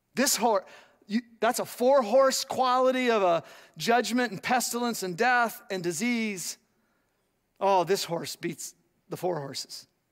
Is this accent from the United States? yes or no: yes; United States